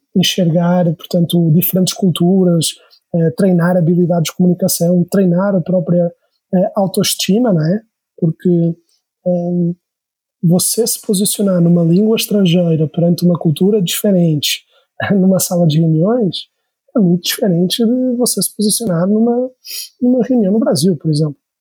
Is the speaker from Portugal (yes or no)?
yes; Portugal; moved away as an adult; now in São Paulo, Brazil; eu sou português, tá? Eu vim para São Paulo é, em 2012 terminar o último ano da faculdade de medicina na Unifesp